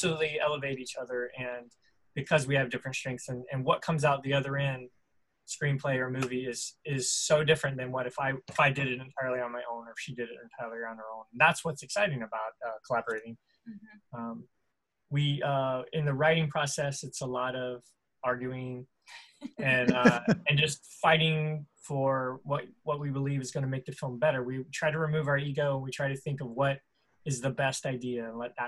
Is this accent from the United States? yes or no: yes; the South, United States; we're both from the South, born, raised